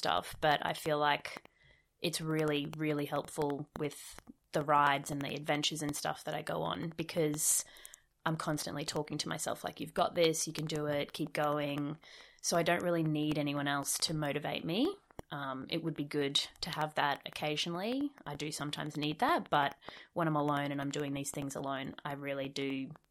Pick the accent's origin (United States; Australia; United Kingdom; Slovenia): Australia; Cairns, Queensland; moved away as an adult; also born or lived in Perth / Canada; now in Brisbane, Australia; I grew up in North Queensland in Cairns